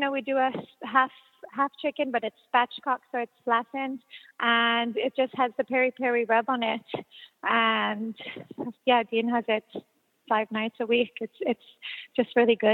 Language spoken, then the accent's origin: English; Israel; growing up in Israel